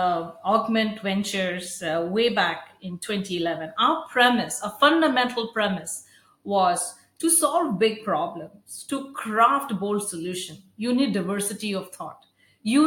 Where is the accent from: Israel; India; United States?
India; moved away as an adult; I grew up in India, went to school there